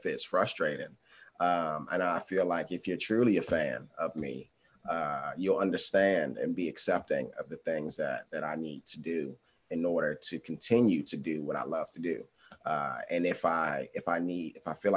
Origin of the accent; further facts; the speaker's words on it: Washington, District of Columbia, United States; also born or lived in Los Angeles; my hometown